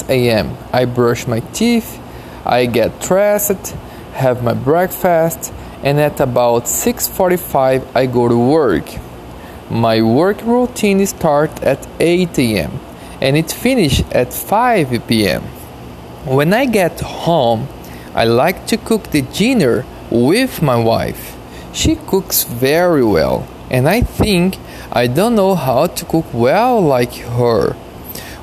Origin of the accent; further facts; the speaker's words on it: Campinas, São Paulo, Brazil; now in New York City, United States; Currently, I live in New York City. But I'm from Campinas City, a small town in São Paulo state, Brazil.